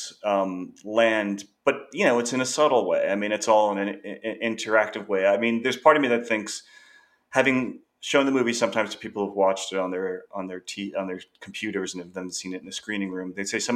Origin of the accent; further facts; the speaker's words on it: Long Island, New York, United States; I grew up on Long Island